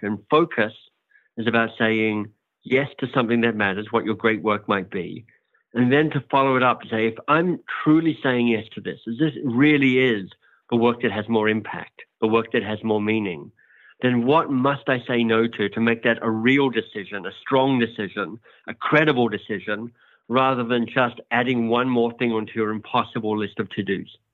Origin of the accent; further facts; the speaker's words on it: Australia; accent: Australian; moved away as an adult; also born or lived in Oxford, England / United States; now in Toronto, Canada; I'm Australian, hence my outrageously good accent.